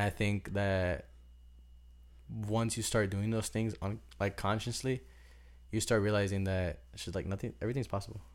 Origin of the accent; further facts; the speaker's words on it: Cicero, Illinois, United States; moved away as an adult; also born or lived in Berwyn; now in Miami, United States; I was basically raised in Cicero